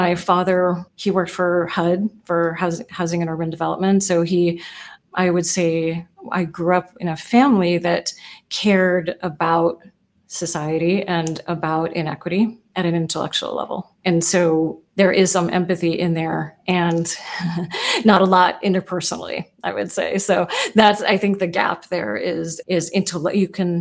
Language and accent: English; United States; also born or lived in Oakland, California / Seattle, Washington; I grew up in Oakland and then in South Seattle in very diverse neighborhoods.